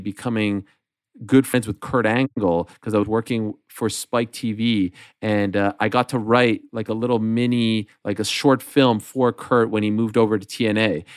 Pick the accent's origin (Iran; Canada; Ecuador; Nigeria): Canada; Montreal, Quebec; moved away as an adult; my friends in in the community that I grew up in in Montreal